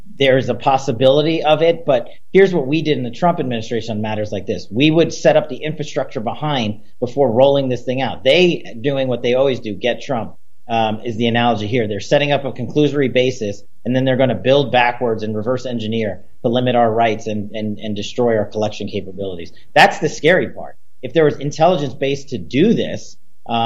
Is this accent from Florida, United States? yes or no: no; Nevada, United States; in my home state of Nevada, where I am right now, I've returned